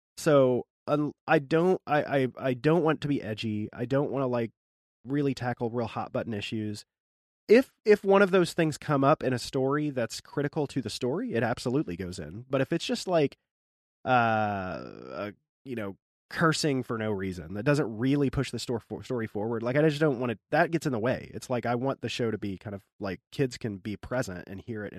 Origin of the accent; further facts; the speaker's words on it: the Ozarks, United States; born there; I was born in the Ozarks. Oh, I have a lot of family in the Ozarks.